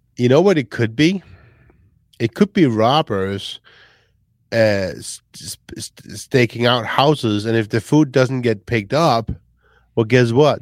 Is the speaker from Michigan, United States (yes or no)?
yes; Michigan, United States; now in Grand Rapids, United States; We are from Michigan. We are in Grand Rapids